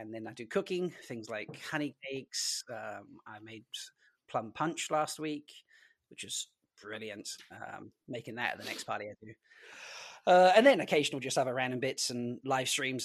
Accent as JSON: {"language": "English", "country": "Isle of Man"}